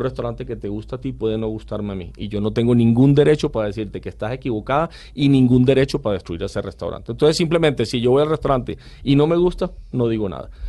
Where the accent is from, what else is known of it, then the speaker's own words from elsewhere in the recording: Barranquilla, Atlántico, Colombia; yo siempre digo soy barranquillero